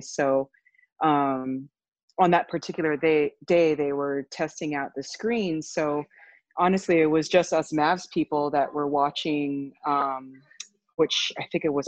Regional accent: Honolulu, Hawaii, United States; moved away as an adult; also born or lived in California; I'm originally from Honolulu, Hawaii

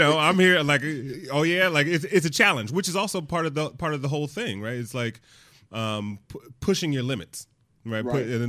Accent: Detroit, Michigan, United States; Like when I think about the Detroit Lions, where I grew up in Detroit, and, you know, Detroit is very much a blue collar manufacturing, you know, middle America city.

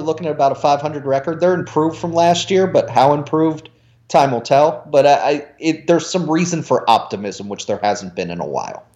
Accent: Cincinnati, Ohio, United States; also born or lived in New Jersey; now in Indianapolis, United States; I was born in New Jersey. Don't remember it. Moved to Cincinnati when I was one year old

